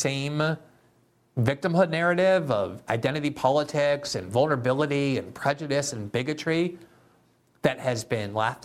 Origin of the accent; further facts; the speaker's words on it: United States; as an American Jew, as somebody who's lived the vast bulk of my life in the United States as an American Jew